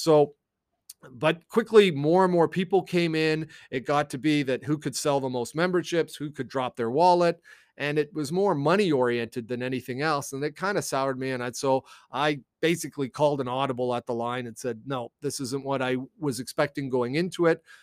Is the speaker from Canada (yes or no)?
yes; Canada; also born or lived in United States; I am a Canadian